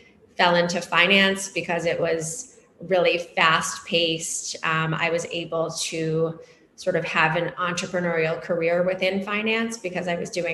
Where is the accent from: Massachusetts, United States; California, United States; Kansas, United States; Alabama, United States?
Massachusetts, United States; outside of Boston; now in New York City, United States; I grew up outside of Boston